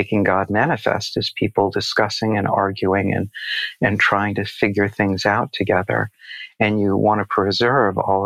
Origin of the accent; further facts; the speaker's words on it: United States; I'm an American Jew